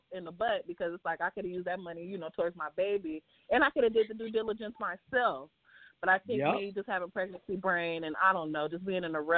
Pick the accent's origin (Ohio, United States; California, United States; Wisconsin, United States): California, United States; San Francisco; moved away as an adult; now in Las Vegas, United States; I'm from San Francisco. So anytime I tell anybody I'm from San Francisco, born and raised